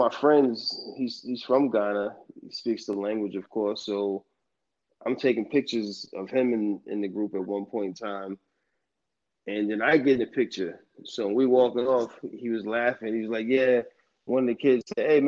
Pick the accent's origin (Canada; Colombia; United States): United States; being Black American, we have, I guess, no nationality, so to speak. I guess that's why we call ourselves Black American.